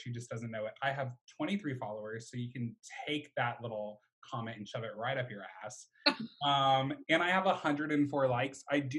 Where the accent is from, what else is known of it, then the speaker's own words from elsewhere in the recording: Mobile, Alabama, United States; accent: southern; I unfortunately am related to … I'm 20 years old from the great old city of Mobile, Alabama. That's why if I have a little southern tinge in my voice, that's because I am from the middle of buttfuck nowhere.